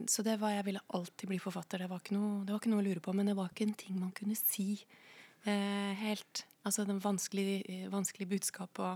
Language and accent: Norwegian; Koppang, Innlandet, Norway; moved away as an adult; also born or lived in Tynset; now in Oslo, Norway; Jeg er fra Koppang i Stor-Elvdal kommune. Ja. ja. Eh, men jeg flytta til Oslo da jeg var eh, Eller flytta til Tynset og litt sånn, men jeg flytta til Oslo Hva skal jeg si? Jeg flytta så fort jeg kunne